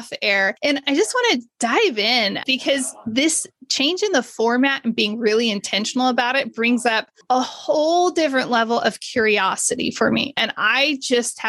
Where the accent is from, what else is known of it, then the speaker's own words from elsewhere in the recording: Modesto, California, United States; I grew up in Modesto